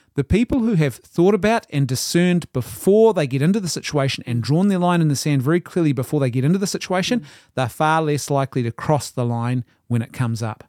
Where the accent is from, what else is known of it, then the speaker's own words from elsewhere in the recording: Ireland; I'm an Irishman